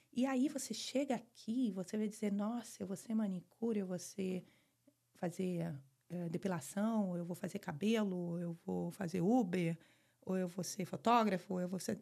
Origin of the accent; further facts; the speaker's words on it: Fortaleza, Ceará, Brazil; moved away as an adult; also born or lived in Rio de Janeiro / Michigan; now in Weston, United States; eu sou do Rio, mas morei minha vida toda em Fortaleza